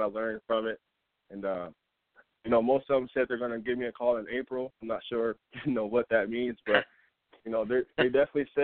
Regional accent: Flint, Michigan, United States; also born or lived in Montrose, Michigan; growing up in Flint

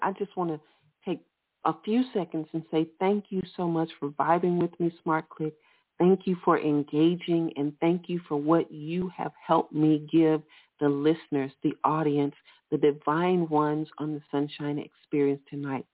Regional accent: Alabama, United States; I'm from Alabama

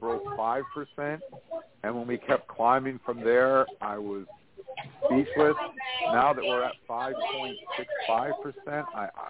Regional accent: Rutland, Vermont, United States; My hometown of Rutland, Vermont

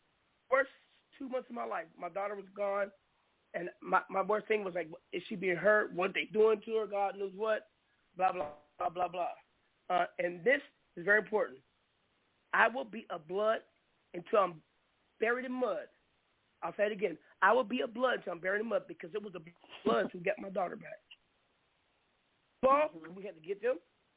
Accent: West Coast, United States; because even though I'm from the West Coast, but all my history is on the East Coast. I used to come back and forth as a kid.

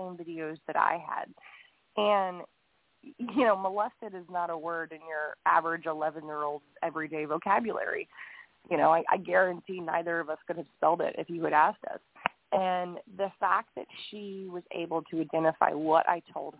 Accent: Huntsville, Alabama, United States; my hometown in Huntsville, Alabama

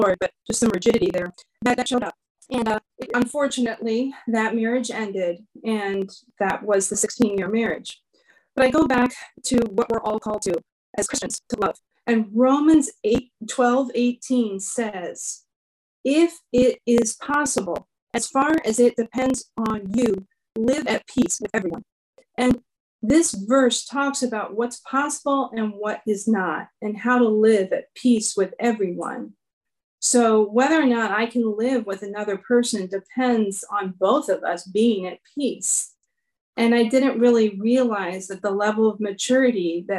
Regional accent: Washington, District of Columbia, United States; I was born and raised in Washington, D.C.

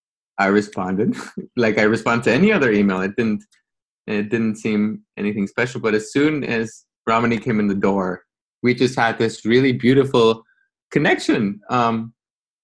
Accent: Guatemala City, Guatemala Department, Guatemala; moved away as an adult; now in New York, United States; I was born and raised in Guatemala, small third world country

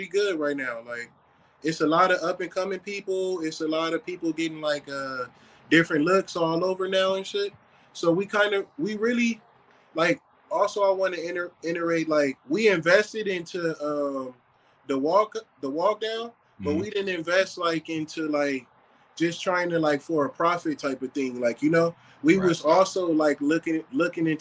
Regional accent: Los Angeles, California, United States; I'm from Cali. I'm homebred from this shit. Like, I'm from the east side of Los Angeles

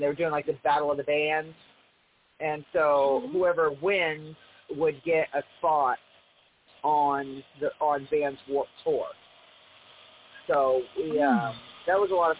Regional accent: New England, United States; I'm from New England

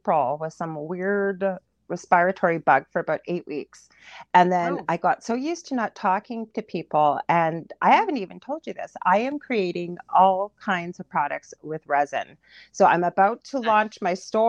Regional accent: Canada; I'm a Canadian clairvoyant medium

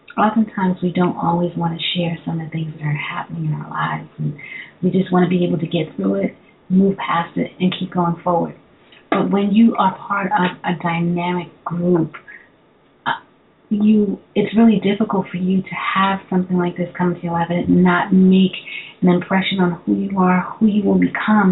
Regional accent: New York City, New York, United States; I'm also originally from Brooklyn

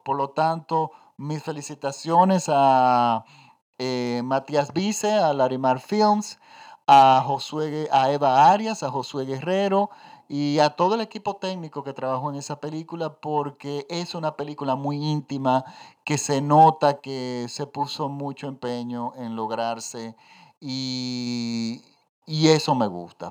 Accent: Dominican Republic; Los dominicanos tenemos varios tipos de acento

